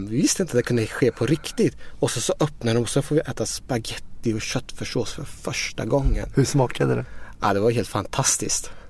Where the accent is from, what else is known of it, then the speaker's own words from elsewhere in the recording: Iran; now in Sweden; Jag växte upp i Iran. Mina föräldrar var studenter och eh, politiskt engagerade i Iran.